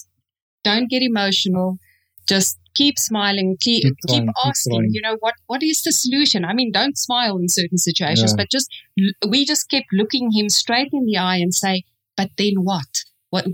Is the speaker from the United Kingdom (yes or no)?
no; South Africa; moved away; where are you from? We go, South Africa